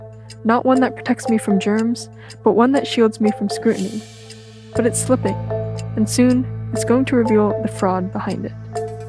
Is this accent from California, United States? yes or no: yes; California, United States; I've lived in the Bay Area my whole life